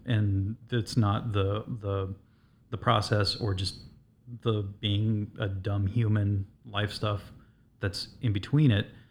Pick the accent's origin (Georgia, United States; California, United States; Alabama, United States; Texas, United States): California, United States; Southern; now in Chicago, United States; I'm originally from Southern California